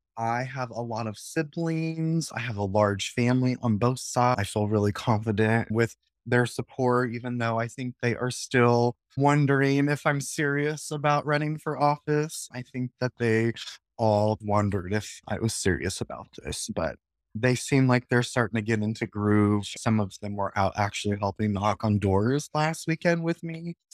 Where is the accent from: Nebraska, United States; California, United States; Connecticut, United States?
Nebraska, United States; Lincoln; I was born and raised in Nebraska, in Lincoln, and spent most of my life in District 27